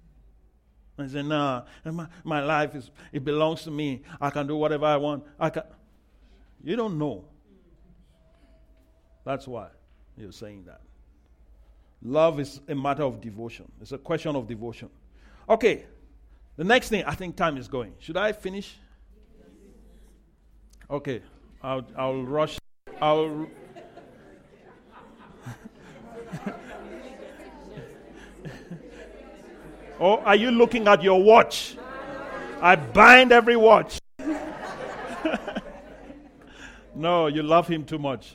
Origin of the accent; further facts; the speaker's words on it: Nigeria; I'm Nigerian